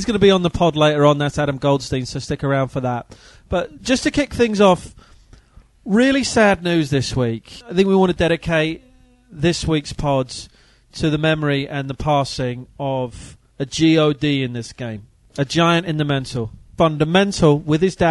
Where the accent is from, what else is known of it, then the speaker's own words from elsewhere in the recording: United Kingdom; as a British kid growing up in the 80s